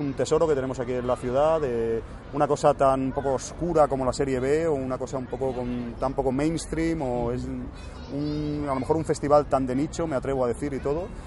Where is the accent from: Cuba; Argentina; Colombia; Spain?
Spain; Cornellà de Llobregat, Catalonia; moved away; yo soy de Cornellá y Obregat, aunque ahora no vivo aquí del todo